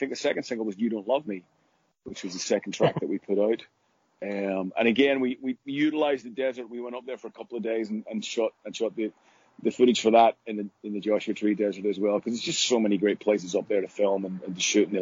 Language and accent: English; Northern Ireland, United Kingdom; where I grew up in Northern Ireland